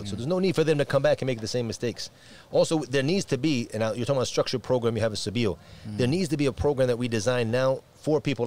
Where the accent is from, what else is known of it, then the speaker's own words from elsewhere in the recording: United States; moved away; also born or lived in Ireland; my lineage is Irish, even though I grew up in America